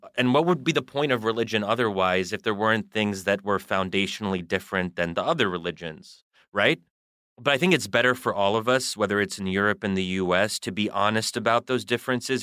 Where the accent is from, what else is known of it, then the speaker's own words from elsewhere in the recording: United States; I am a product of American culture and I am American.